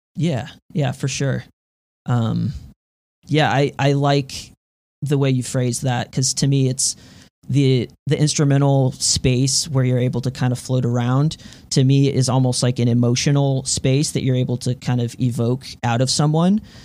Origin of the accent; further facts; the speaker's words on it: Houston, Texas, United States; now in Denton, United States; I'm from Texas, originally from Houston, Texas, but now I'm living up in North Texas, uh, Denton specifically